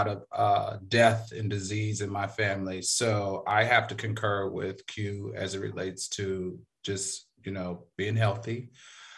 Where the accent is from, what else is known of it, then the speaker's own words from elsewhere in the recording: the South, United States; I'm from the South